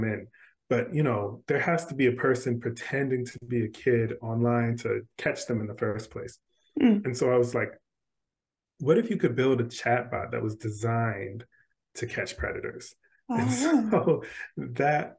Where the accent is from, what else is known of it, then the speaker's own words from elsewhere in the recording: Washington, District of Columbia, United States; now in South Carolina, United States; I grew up in Washington, D.C.